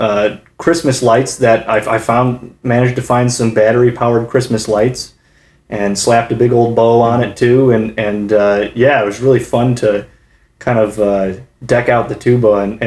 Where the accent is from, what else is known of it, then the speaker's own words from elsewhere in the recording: Kalamazoo, Michigan, United States; moved away; back home in my hometown of Kalamazoo, Michigan